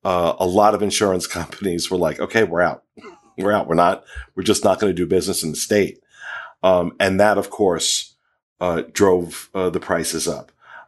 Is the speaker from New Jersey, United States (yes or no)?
yes; New Jersey, United States; now in Florida, United States; I come from New Jersey, which I thought was toll booth capital of the world, because you couldn't go anywhere without having to pay a toll.